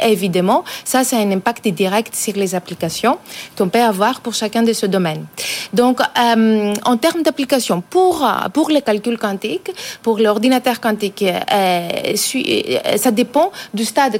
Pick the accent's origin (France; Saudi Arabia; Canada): France; en tant que Français, en tant qu'Européens